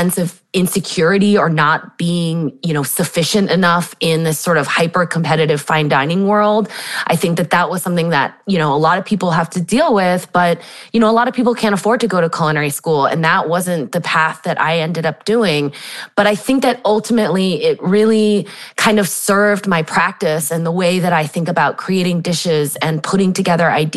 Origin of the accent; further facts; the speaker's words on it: San Diego, California, United States; I grew up in San Diego, California